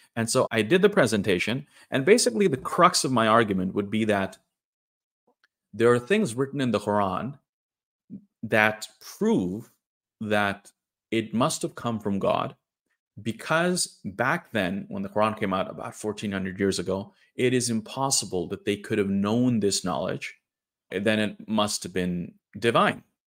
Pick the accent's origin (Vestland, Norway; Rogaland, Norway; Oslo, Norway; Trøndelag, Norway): Trøndelag, Norway; Trondheim; also born or lived in India; my hometown of Trondheim, in the middle of Norway